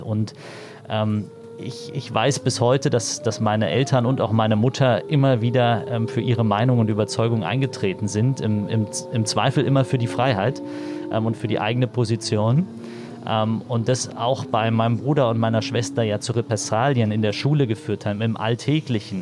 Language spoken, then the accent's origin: German; Berlin, Germany; Ich bin im Osten äh, groß geworden, bin in Berlin aufgewachsen, in Marzahn-Hellersdorf